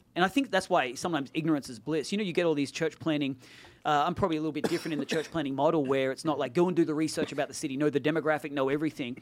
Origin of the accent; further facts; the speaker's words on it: Australia; moved away as an adult; now in Silicon Valley, United States; I'm Australian. I'm Australian American. I naturalized.